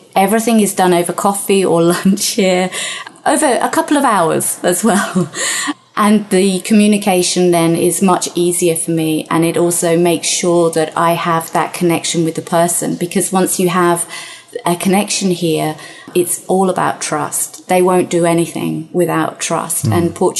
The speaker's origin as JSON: {"language": "English", "country": "United Kingdom", "said": "but being typically British, I was very red, incredibly embarrassed, and ran out of the shop"}